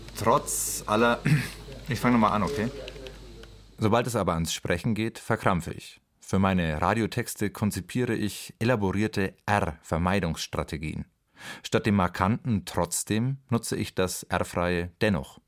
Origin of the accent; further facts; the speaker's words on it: Franconia, Bavaria, Germany; accent: Franconian; Ich komme aus Franken was mich befähigt, das verräterische R spektakulär und auf der Zungenspitze zu rollen